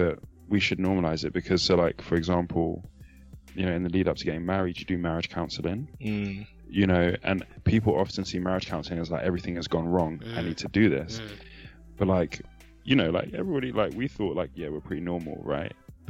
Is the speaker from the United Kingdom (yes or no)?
no; Nigeria; especially as a Nigerian male Christian.